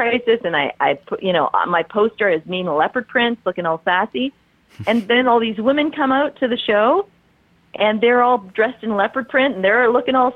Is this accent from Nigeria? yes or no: no; Canada; I'm from Canada